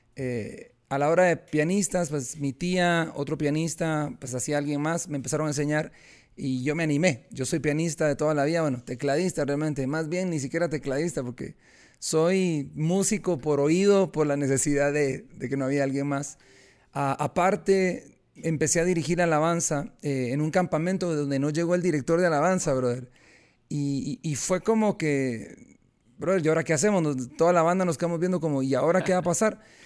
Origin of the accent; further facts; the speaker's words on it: Guatemala; yo soy guatemalteco